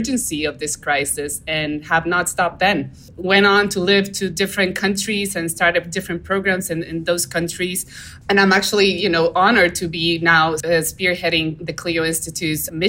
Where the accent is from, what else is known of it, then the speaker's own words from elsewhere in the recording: Dominican Republic; now in Florida, United States; I grew up in the Caribbean, so I was very close to the natural world. We would go camping and we would go fishing and scuba diving and snorkeling in a lot of our coral reef systems and on the coast of the Dominican Republic.